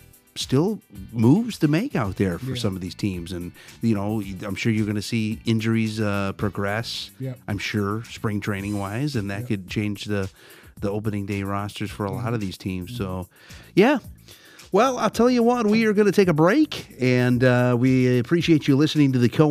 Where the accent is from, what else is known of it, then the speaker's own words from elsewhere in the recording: Detroit, Michigan, United States; I'm from Detroit